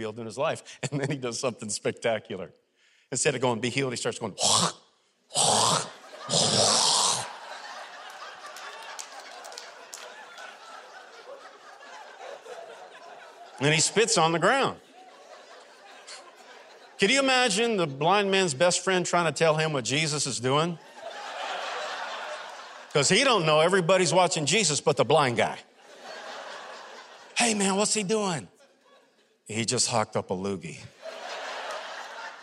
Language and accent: English; Florida, United States; accent: southern; now in Alabama, United States; I'm originally from Florida